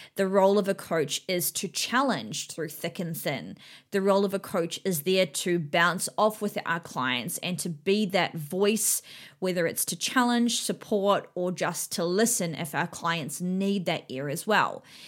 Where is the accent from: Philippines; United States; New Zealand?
New Zealand; now in Australia; I'm from New Zealand and I live here in Australia with my husband and my daughter, um, but my whole family still lives in New Zealand.